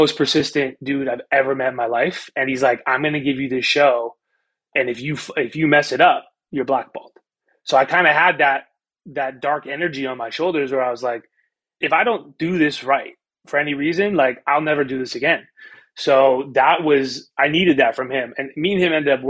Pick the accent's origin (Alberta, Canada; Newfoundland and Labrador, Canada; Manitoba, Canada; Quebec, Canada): Manitoba, Canada; Winnipeg; I grew up in Winnipeg, Canada, what I think is a small city